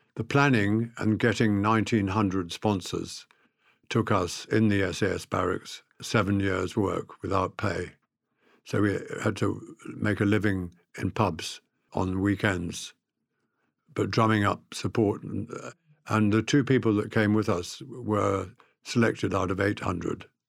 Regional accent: South Africa; I was brought up in South Africa with a faith

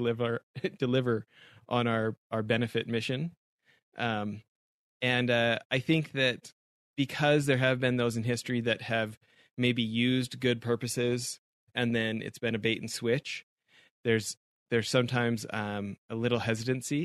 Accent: Canada; growing up in Canada

